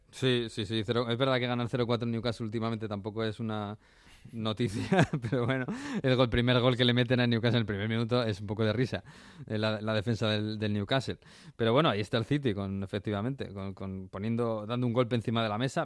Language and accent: Spanish; Spain; en España somos muy de Navidad